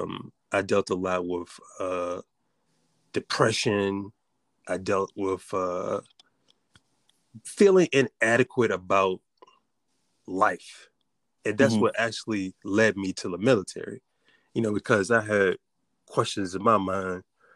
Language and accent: English; Richmond, Virginia, United States; now in Norfolk, United States; I'm from Richmond, Virginia. Mm-hmm. I grew up as a preacher's kid.